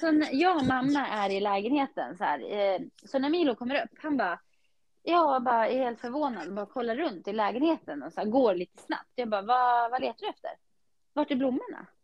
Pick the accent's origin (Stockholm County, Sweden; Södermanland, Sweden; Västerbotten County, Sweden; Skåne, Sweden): Södermanland, Sweden; Eskilstuna; när jag var yngre och bodde i Skiftinge